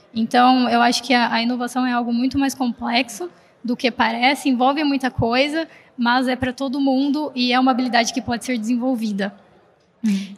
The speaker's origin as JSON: {"language": "Portuguese", "town": "Americana", "region": "São Paulo", "country": "Brazil", "said": "eu sou do interior de São Paulo, como então vocês podem ver interior, né? Lá de Americana"}